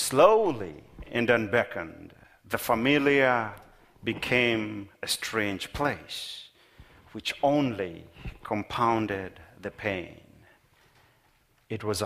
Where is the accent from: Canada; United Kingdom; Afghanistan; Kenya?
Kenya; moved away as an adult; now in Minnesota, United States; Many years ago, when I moved from Kenya, my home of birth, to Minnesota